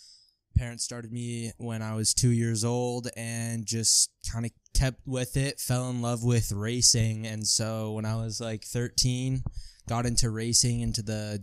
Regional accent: Truckee, California, United States; I'm from Lake Tahoe, California, Truckee, California.

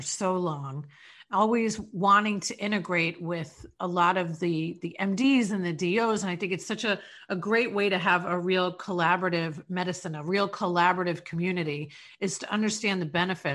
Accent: Long Island, New York, United States; now in St. Petersburg, United States; I was raised in Long Island

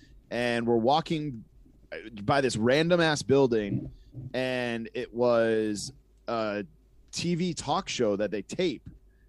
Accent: Massachusetts, United States; she had it in Connecticut, but I grew up in Mass, and in Mass we didn't get TBS.

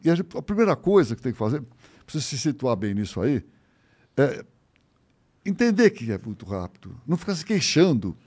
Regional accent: São Paulo, Brazil; Meu pai tinha uma vendinha na Rua Vergueiro, no Paraíso, uma vendinha. Tá? E atrás tinha uma, tinha uma edícula. Eu nunca, isso eu nunca vi, mas pelo menos me conta era um negócio, um quartinho. Né? com cozinha, um banheirinho, mas nada. Eu nasci ali.

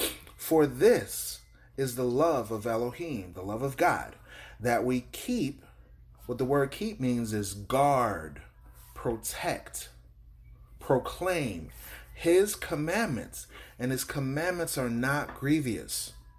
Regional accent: Miami, Florida, United States; I'm from Miami, so we walk around with golds in our mouth and everything.

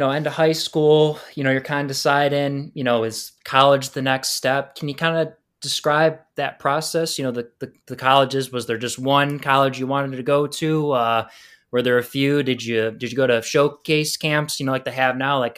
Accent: Warren, Michigan, United States; You know, growing up in Warren, you know, um, playing high school soccer

